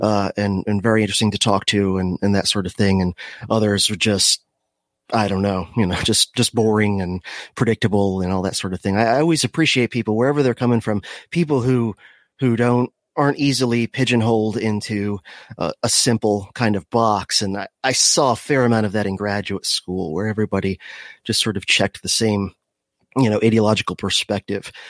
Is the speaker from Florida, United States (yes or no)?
yes; Miami, Florida, United States; I was born in Miami, if, if, uh, you, w, you wanna go ba-, back that far. Um, so I, I grew up in, uh, the craziest part of Florida